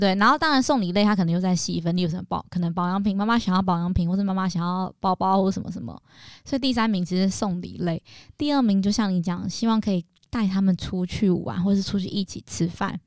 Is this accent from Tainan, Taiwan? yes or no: yes; Tainan, Taiwan; 我妈是在台中工作，我在台南给阿妈带